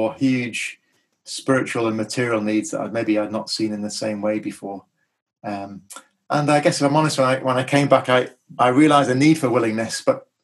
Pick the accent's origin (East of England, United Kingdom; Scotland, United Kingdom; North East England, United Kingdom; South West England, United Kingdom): North East England, United Kingdom; Darlington; moved away as an adult; also born or lived in Nottingham; I was born in Darlington, northeast England, raised in a Christian home